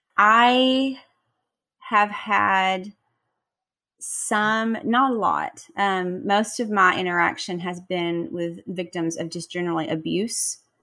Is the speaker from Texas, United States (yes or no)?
yes; Texas, United States; moved away; my parents still live in my hometown in Texas